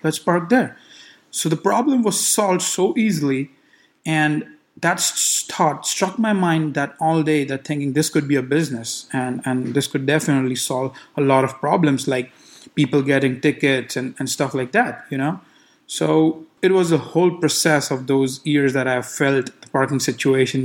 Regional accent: India; now in Los Angeles, United States; I grew up in India

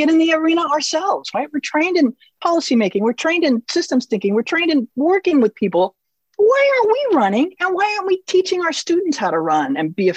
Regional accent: Turlock, California, United States; also born or lived in Bay Area, California / Providence / Stockton, California; I grew up in the Bay Area and then in Turlock

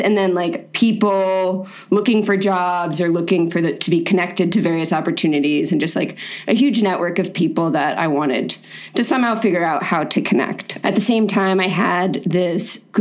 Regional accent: Florida, United States; I'm from Florida. It's the weirdest state in the country

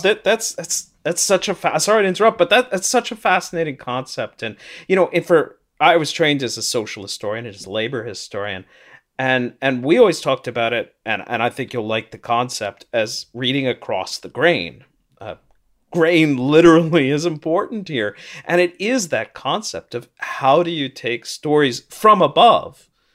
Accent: St. Louis, Missouri, United States; now in Toronto, Canada; I grew up in Saint Louis, though I'm in Toronto now

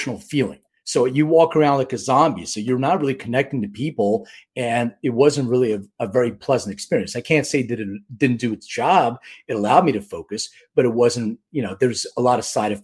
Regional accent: Philadelphia, Pennsylvania, United States; I'm from Philly

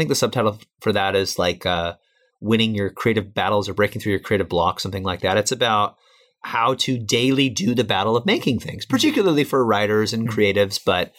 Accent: Midwest, United States; I came from Midwestern, middle class, make, $20,000, $30,000, $40,000 a year.

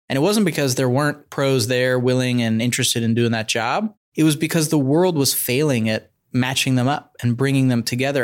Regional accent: Bay Area, California, United States; I grew up in the Bay Area.

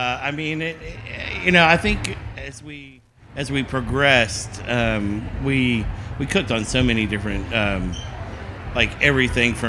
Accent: Texas, United States; moved away as an adult; now in Atlanta, United States; We're originally from Texas

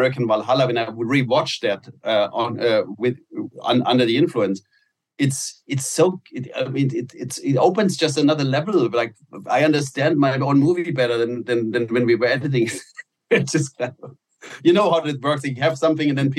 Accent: Germany; now in United States; in Germany, Nutella was I grew up on Nutella

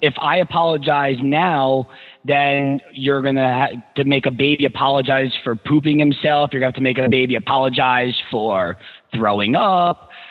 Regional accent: United States; Evan and I are both Jewish and American

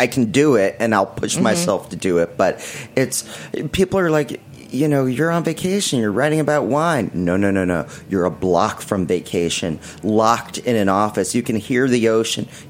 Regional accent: New York City, New York, United States; I was born in Manhattan

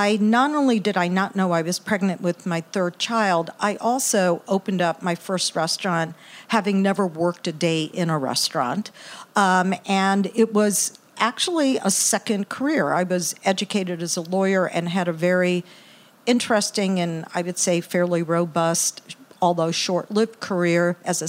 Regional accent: Galveston, Texas, United States; also born or lived in Brooklyn, New York / Indiana; now in Indianapolis, United States; I grew up in Texas, actually. Grew up in Galveston

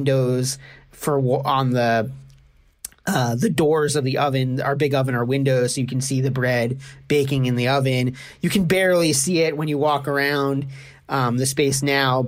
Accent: New York City, New York, United States; moved away as an adult; now in Kingston, United States; I grew up in Brooklyn and moved up here around 7.5 years ago now.

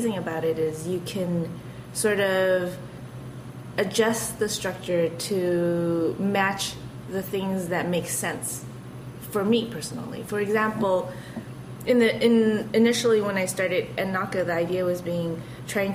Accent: Los Angeles, California, United States; I grew up in K-Town

